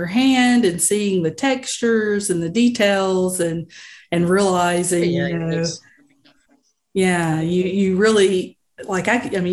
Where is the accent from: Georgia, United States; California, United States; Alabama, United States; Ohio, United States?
Alabama, United States; Montgomery; I'm originally from Montgomery